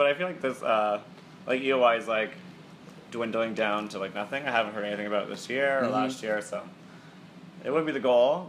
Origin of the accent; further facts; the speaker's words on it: Canada; I've always complained about, like, not being American, you know? Like, it just sucks being Canadian.